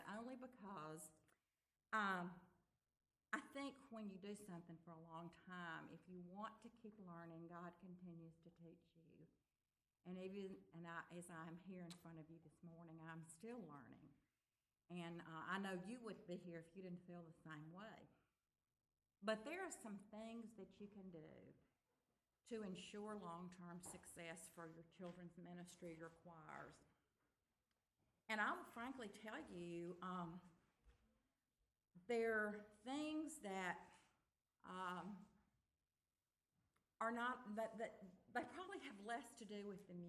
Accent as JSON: {"language": "English", "town": "Tupelo", "region": "Mississippi", "country": "United States", "tie": "born or raised there", "said": "I'm from Tupelo, Mississippi, and I'm very old."}